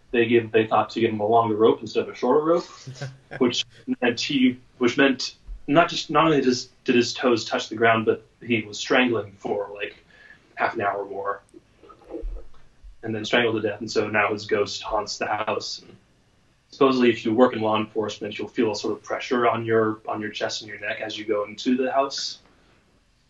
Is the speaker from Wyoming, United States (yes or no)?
no; San Diego, California, United States; my hometown of San Diego